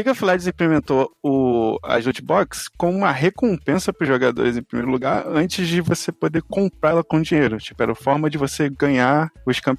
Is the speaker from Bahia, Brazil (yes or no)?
no; Rio de Janeiro, Brazil; Eu sou do Rio de Janeiro